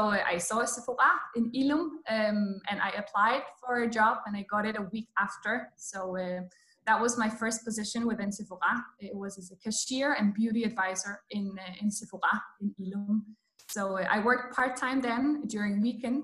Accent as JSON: {"language": "English", "country": "Poland", "moved": "as an adult", "lives_now": "Copenhagen, Denmark", "said": "I come from Poland and I came to Denmark to study 6.5 years ago."}